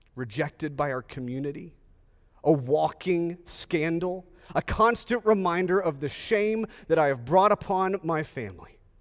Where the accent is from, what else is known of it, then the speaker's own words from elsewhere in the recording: Texas, United States; I'm a native Texan, and I'm a Texan driver